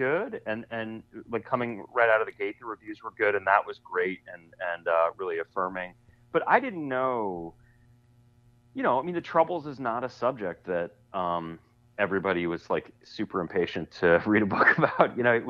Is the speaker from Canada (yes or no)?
no; Boston, Massachusetts, United States; for me growing up in Boston, there was a perception in 1998